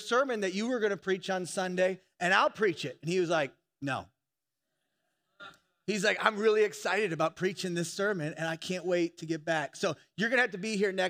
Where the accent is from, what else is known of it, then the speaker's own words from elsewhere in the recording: Indiana, United States; I'm from Indiana